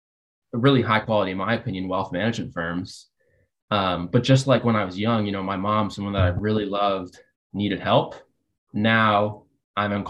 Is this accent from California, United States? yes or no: no; Fairfield County, Connecticut, United States; also born or lived in Massachusetts (outside Boston); I was the kid growing up in Massachusetts outside of Boston and then in Fairfield County, Connecticut